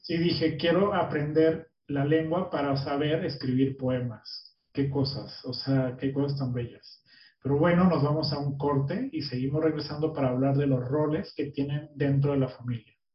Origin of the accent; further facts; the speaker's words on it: Mexico; now in United States; somos mexicanos, que llegamos a un lugar que hablan un idioma diferente, tú en Berlín, yo en Estados Unidos